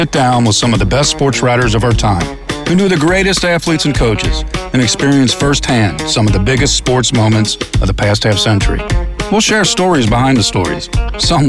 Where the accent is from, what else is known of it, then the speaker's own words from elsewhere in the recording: Kentucky, United States; I grew up in Kentucky